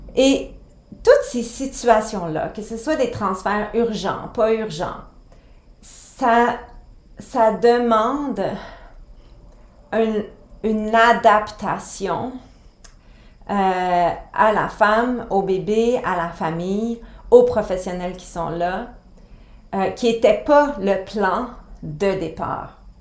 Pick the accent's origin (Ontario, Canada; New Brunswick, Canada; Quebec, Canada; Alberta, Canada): Quebec, Canada; chez nous au Québec